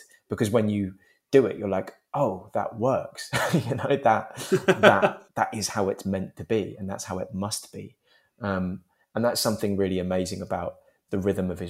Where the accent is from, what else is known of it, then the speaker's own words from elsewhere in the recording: London, United Kingdom; I was born in Turnham Green